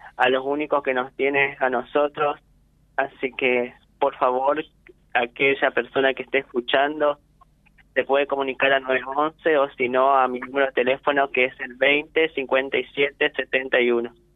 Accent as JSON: {"language": "Spanish", "town": "Reconquista", "region": "Santa Fe", "country": "Argentina", "said": "Nosotros somos de Barrio Sarmiento"}